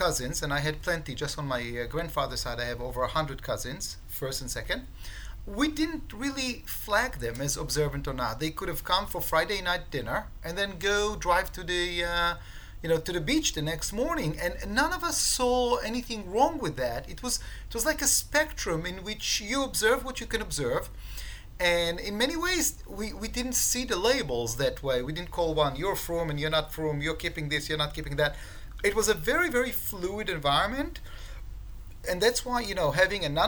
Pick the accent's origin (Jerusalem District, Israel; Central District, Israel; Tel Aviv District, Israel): Tel Aviv District, Israel; Ramat Gan; English is a second language; moved away as an adult; now in United States; I was born in Ramat Gan in Israel. My parents are Orthodox, you know, they're observant Jews